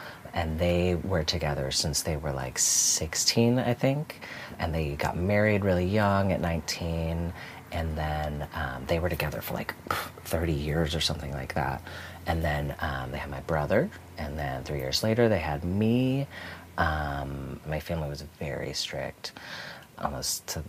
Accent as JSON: {"language": "English", "town": "Tucson", "region": "Arizona", "country": "United States", "tie": "born or raised there", "also_born_or_lived": "Milwaukee, Wisconsin", "said": "when I was 10, we actually moved to Tucson, Arizona"}